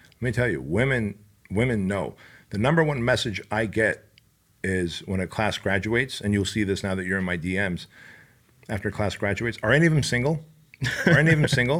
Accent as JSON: {"language": "English", "town": "Santa Ana", "region": "California", "country": "United States", "tie": "born or raised there", "also_born_or_lived": "Soviet Union", "said": "I grew up in Santa Ana, Garden Grove, Westminster areas"}